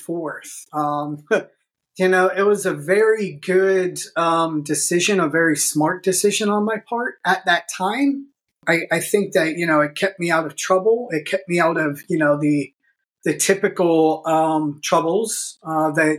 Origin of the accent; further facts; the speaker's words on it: Pittsburgh, Pennsylvania, United States; I grew up here in Pittsburgh